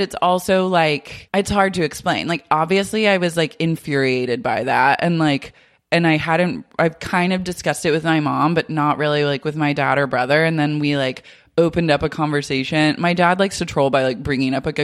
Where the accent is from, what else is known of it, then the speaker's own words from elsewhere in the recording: Oklahoma City, Oklahoma, United States; moved away; growing up there and being from there. It's like my hometown, Oklahoma City.